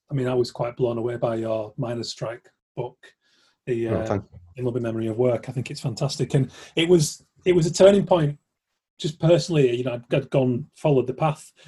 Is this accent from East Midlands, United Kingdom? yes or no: no; Keighley, Yorkshire and the Humber, United Kingdom; I'm from Keighley originally